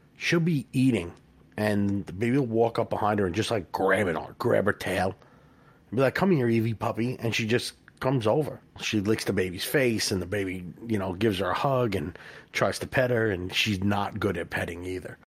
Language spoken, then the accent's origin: English; New York, United States; we're from New York, and it's crazy here